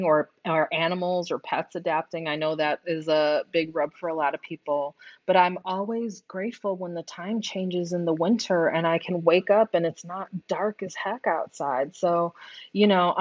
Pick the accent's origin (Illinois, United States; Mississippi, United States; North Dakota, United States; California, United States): Illinois, United States; Wilmette; also born or lived in Houston, Texas; now in Saratoga Springs, United States; I grew up in a suburb of Chicago